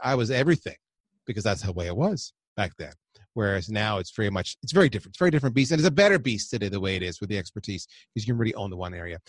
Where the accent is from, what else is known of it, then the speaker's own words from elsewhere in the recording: Windsor, Ontario, Canada; also born or lived in Toronto, Canada; I grew up on the U S A, uh, Canadian border of Windsor and Detroit.